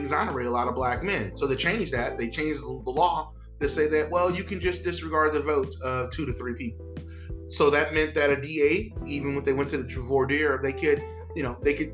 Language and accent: English; Crowley, Louisiana, United States; moved away as an adult; now in New Orleans, United States; I was born in Crowley, Louisiana, which is a small rural town in Southwest Louisiana